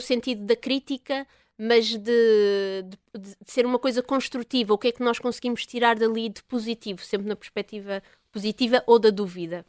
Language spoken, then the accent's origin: Portuguese; Portugal; é um privilégio ter ah, crescido no campo